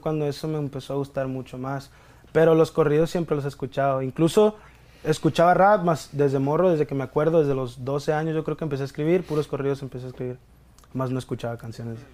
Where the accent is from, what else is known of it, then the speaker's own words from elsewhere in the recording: Mexico; como todo mexicano